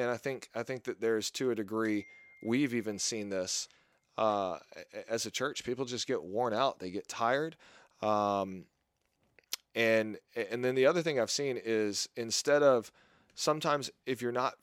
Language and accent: English; Southern US, United States; And a lot of people that I grew up with, and maybe this is because I grew up in the South, were burned by those types of churches.